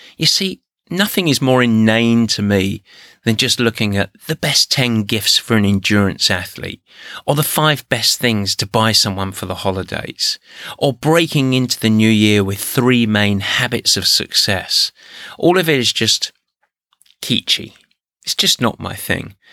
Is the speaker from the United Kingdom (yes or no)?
yes; England, United Kingdom; moved away; I'm English